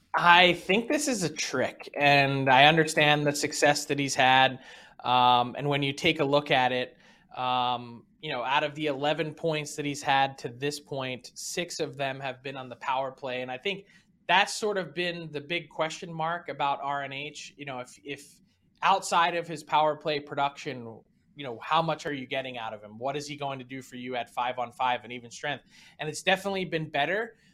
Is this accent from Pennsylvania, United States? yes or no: yes; Philadelphia, Pennsylvania, United States; moved away; in my hometown